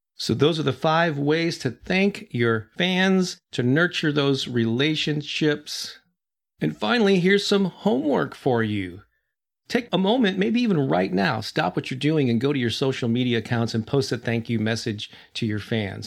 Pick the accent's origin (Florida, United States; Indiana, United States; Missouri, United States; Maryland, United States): Missouri, United States; St. Louis; Saint Louis, which is where I'm from, still my hometown